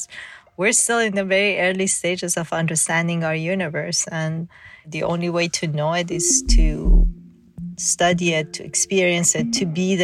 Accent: Tehran, Tehran Province, Iran; also born or lived in Mashhad, Iran; I was born in Mashhad, which is the second largest city in Iran. And then about maybe when I was 4 years old, we moved to Tehran, which is a capital city

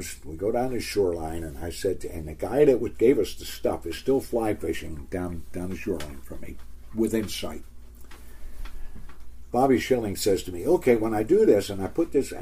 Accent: Baltimore, Maryland, United States; now in Oregon, United States; I was born and raised in Baltimore, Maryland, and came from the Lower East Side of Baltimore

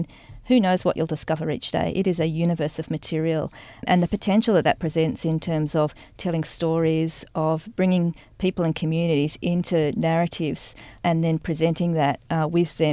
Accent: Sydney, New South Wales, Australia; I grew up in Sydney, went off to art school in Darlinghurst for 3 years

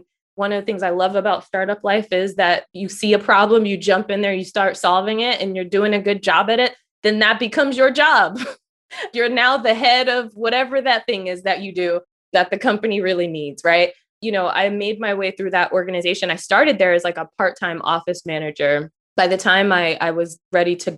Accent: Philadelphia, Pennsylvania, United States; moved away as an adult; also born or lived in Washington, D.C. metropolitan area; when I grew up in Philly, I went to the performing arts high school there.

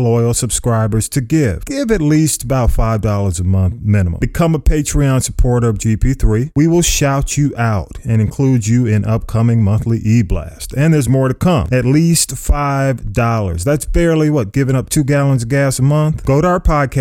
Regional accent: Atlanta, Georgia, United States; I was on North Avenue

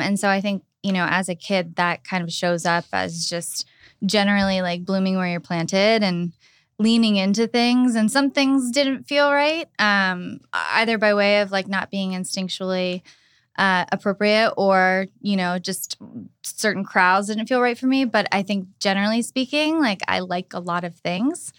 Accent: Pittsburgh, Pennsylvania, United States; moved away as an adult; now in West Hollywood, United States; I was born and raised in Pittsburgh, Pennsylvania

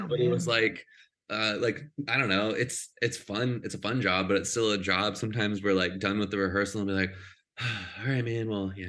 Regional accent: Texas, United States; now in Los Angeles, United States; I grew up in Texas.

